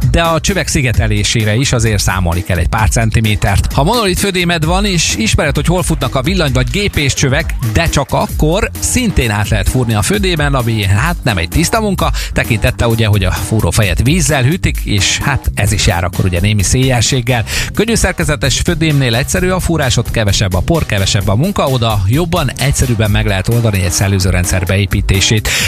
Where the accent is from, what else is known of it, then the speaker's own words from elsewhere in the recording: Békés, Hungary; Velünk Békés megyében, ahonnan származom